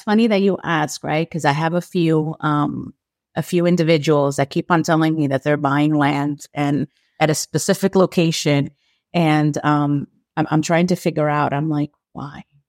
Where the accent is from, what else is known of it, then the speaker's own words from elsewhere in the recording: New York, United States; I'm from New York